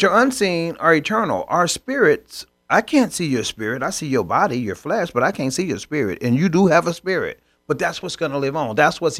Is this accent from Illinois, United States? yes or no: yes; Chicago, Illinois, United States; Remember old Milwaukee? I grew up in Chicago.